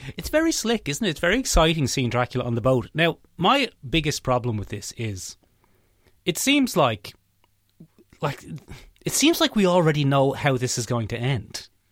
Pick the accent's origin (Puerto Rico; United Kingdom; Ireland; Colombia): Ireland